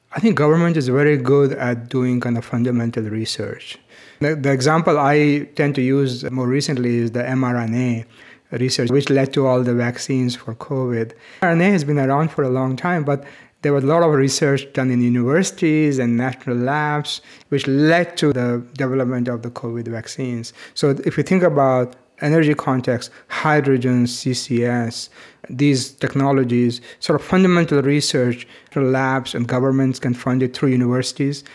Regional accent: India; moved away; When I was growing up in India

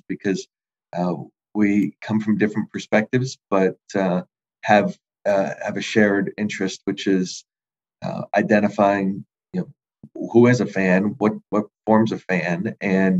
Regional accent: New England, United States; moved away as an adult; also born or lived in Connecticut / Moncton, New Brunswick; I grew up in New England, Red Sox fan

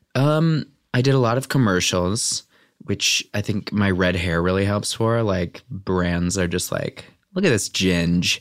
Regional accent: Valparaiso, Indiana, United States; moved away; also born or lived in Chicago, Illinois; I'm from Valparaiso, Indiana.

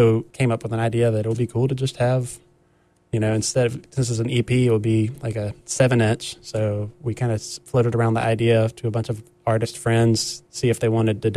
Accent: Raleigh, North Carolina, United States; now in Carrboro, United States; we're from Raleigh, and we live in Carrboro

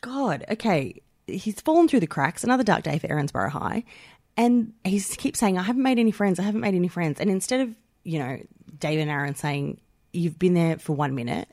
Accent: Melbourne, Victoria, Australia; I'm from St Albans, which is not from there. Like, I lived a lot of my childhood in Saint Albans

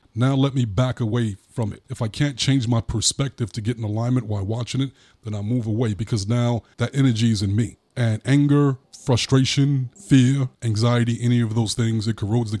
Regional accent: New York, United States; I'm from New York. So the Republicans had more of a perspective like, let's go get them.

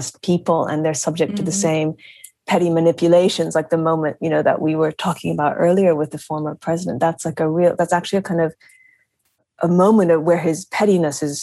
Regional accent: United States; I'm American, but my family is from Japan

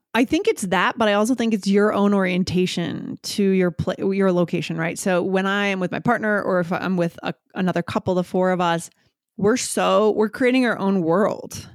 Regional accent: New Hampshire, United States; moved away; also born or lived in New York / Boston; I grew up on the East Coast, nor-, I'd say the Northeast, so New Hampshire, and then I lived in New York and Boston for a number

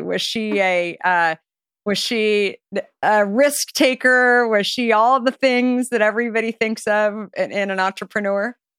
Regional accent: Arizona, United States; I grew up in Arizona

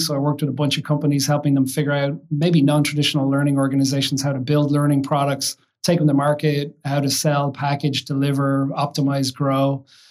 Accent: Kill, Leinster, Ireland; moved away as an adult; now in United States; I've been in the United States about 25 years now, but grew up in, in Ireland, in a little a village outside of Dublin called Kill in County Kildare

